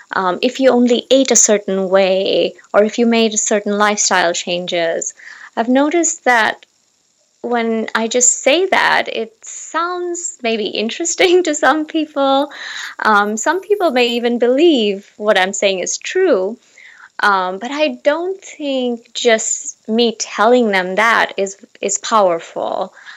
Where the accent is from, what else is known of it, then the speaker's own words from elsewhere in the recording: Seattle, Washington, United States; moved away as an adult; now in Seoul, South Korea; I am temporarily right now located in Seoul, South Korea, um, but I am originally from Seattle